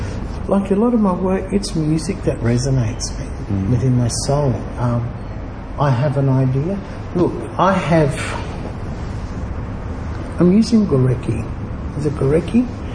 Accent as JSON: {"language": "English", "town": "Darwin", "region": "Northern Territory", "country": "Australia", "tie": "born or raised there", "also_born_or_lived": "Brisbane", "said": "Darwin, Brisbane."}